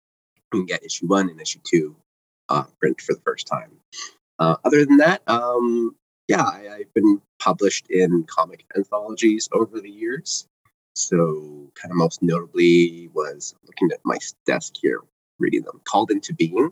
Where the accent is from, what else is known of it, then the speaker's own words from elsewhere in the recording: Toronto, Ontario, Canada; I'm from Toronto